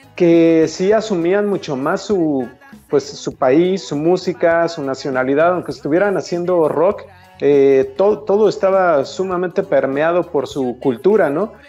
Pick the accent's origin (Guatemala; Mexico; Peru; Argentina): Mexico; como mexicano